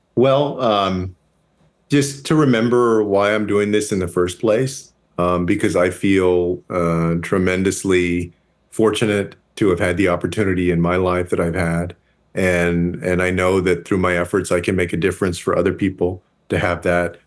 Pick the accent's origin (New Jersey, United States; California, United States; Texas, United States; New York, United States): Texas, United States; my home state of Texas